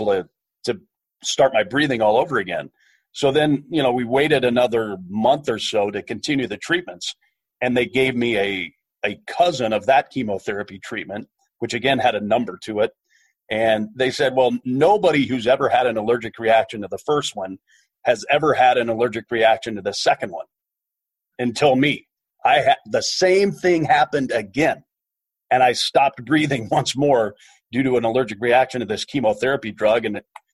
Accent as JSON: {"language": "English", "region": "Kansas", "country": "United States", "tie": "born or raised there", "moved": "as an adult", "said": "I grew up in a small town in Kansas"}